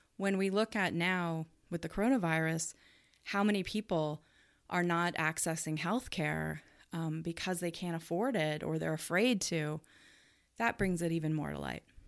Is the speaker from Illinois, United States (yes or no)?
yes; Chicago, Illinois, United States; moved away as an adult; now in Omaha, United States; I was not born here. I was born in Chicago.